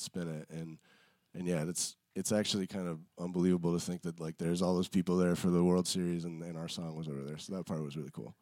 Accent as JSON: {"language": "English", "area": "outside Cleveland", "region": "Ohio", "country": "United States", "tie": "born or raised there", "also_born_or_lived": "Chicago", "moved": "yes", "said": "I grew up outside Cleveland"}